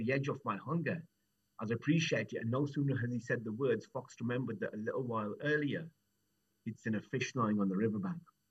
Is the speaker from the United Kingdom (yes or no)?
yes; Wolverhampton, West Midlands, United Kingdom; I'm from Wolverhampton, born and bred